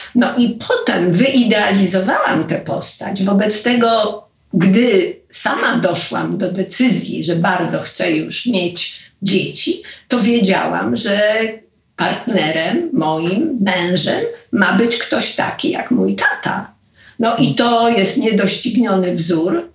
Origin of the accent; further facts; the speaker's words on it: Poland; moved away as an adult; also born or lived in Los Angeles; jestem z Polski